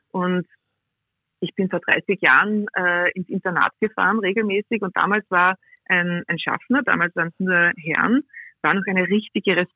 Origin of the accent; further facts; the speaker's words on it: Liezen, Styria, Austria; dass mein Opa extra von Rottenmann nach Liezen, ich bin aus Liezen, okay. gefahren